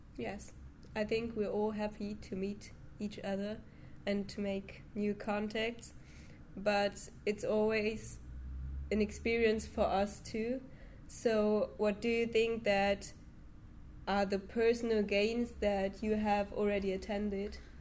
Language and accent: English; Düsseldorf, North Rhine-Westphalia, Germany; English is a second language; I'm from Düsseldorf in Germany